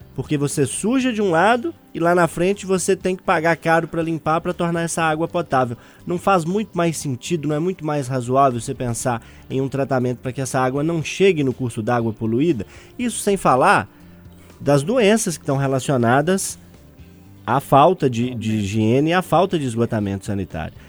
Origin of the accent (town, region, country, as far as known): Brazil